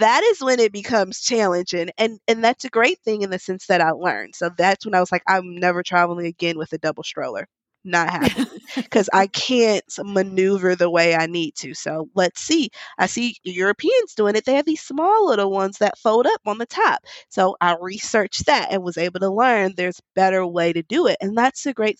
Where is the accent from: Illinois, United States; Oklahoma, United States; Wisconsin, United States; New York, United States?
Wisconsin, United States; Milwaukee; now in New Orleans, United States; at 4 months, we went to my hometown. We live in New Orleans. I'm from Milwaukee